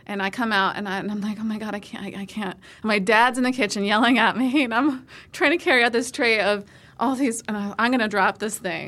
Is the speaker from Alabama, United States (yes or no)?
no; Northumberland County, Pennsylvania, United States; I was born in Northumberland County